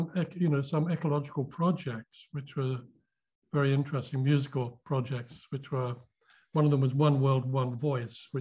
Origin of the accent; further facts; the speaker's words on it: London, United Kingdom; I was born in London